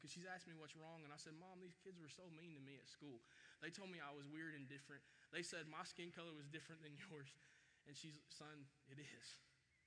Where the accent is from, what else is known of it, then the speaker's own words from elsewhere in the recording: Chattanooga, Tennessee, United States; I grew up in Chattanooga, Tennessee, by the way, right outside of Chattanooga